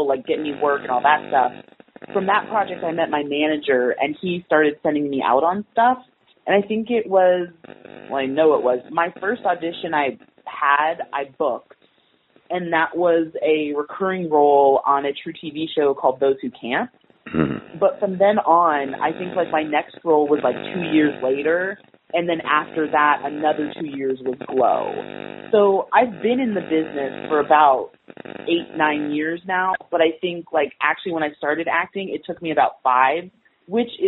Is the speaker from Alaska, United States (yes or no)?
yes; Alaska, United States; moved away; it's like my hometown